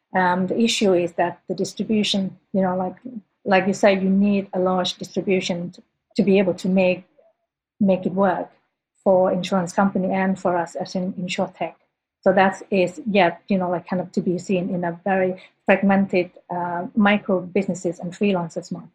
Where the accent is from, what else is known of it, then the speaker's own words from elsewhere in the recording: Sweden; moved away; also born or lived in Thailand; as a schoolgirl growing up in Sweden